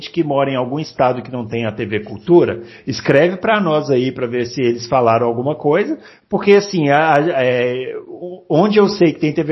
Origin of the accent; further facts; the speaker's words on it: Porto Alegre, Rio Grande do Sul, Brazil; born there; eu sou nascido em Porto Alegre, mas só nascido, só, ah. somente nascido.